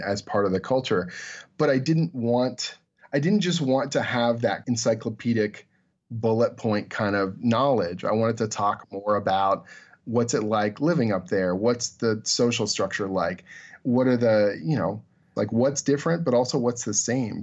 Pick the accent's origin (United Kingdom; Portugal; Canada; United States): Canada; I'm Canadian